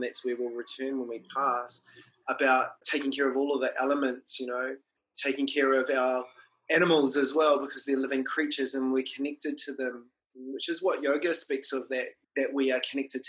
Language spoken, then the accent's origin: English; New Zealand; first language Māori; English is a second language; being brought up Māori